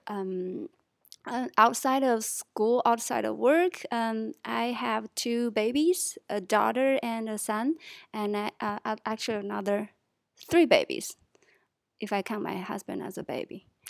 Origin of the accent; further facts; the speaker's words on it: Chongqing, China; moved away as an adult; now in Shenzhen, China; I'm from Chongqing, China